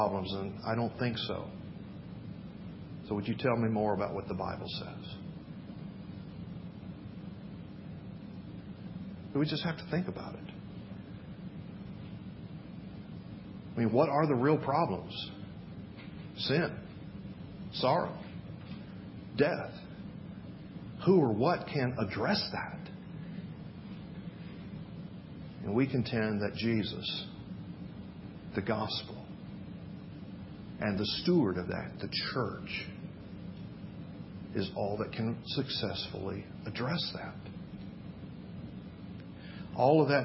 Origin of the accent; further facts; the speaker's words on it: Memphis, Tennessee, United States; moved away; I grew up in Memphis, Tennessee.